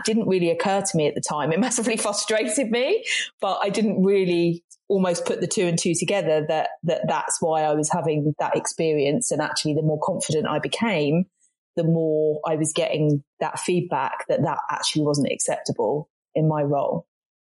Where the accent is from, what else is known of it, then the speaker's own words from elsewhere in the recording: Brighton, South East England, United Kingdom; moved away as an adult; also born or lived in Manchester / London / Cornwall; now in West Country, United Kingdom; growing up in Brighton, which there's a lot of diversity and inclusion